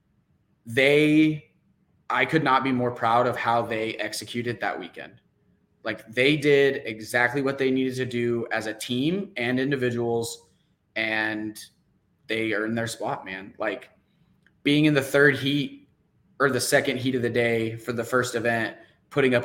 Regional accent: New Mexico, United States; now in Houston, United States; So I'm out in Houston. If we're talking where I'm from, I'm actually originally from New Mexico.

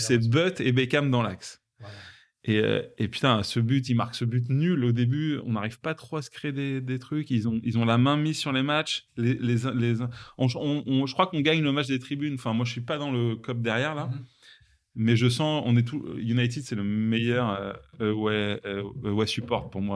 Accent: Rungis, Île-de-France, France; j'ai grandi à Rungis, en, banlieue euh, parisienne

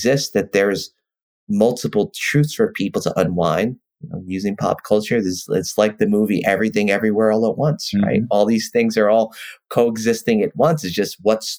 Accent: New York City, New York, United States; the way I grew up in New York City

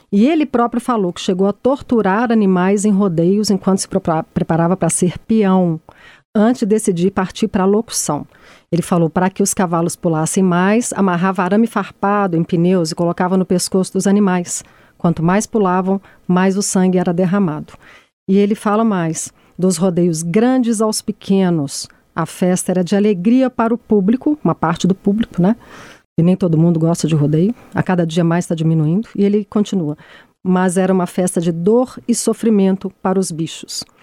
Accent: Caeté, Minas Gerais, Brazil; Caeté, que eu sou de Caeté, eu sou presidente da ONG de Caeté, eu luto contra o rodeio lá desde 2012

